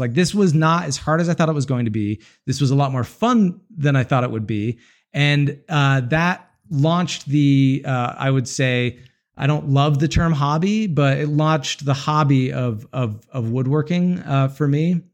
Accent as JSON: {"language": "English", "region": "Utah", "country": "United States", "said": "I'm from Utah, a lot of mountains around"}